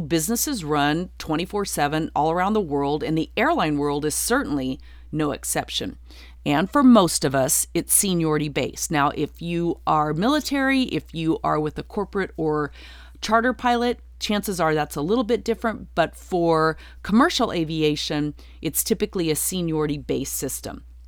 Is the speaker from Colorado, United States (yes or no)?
yes; Durango, Colorado, United States; moved away as an adult; also born or lived in Nashville, Tennessee; I'm from a small town. I'm from Durango, Colorado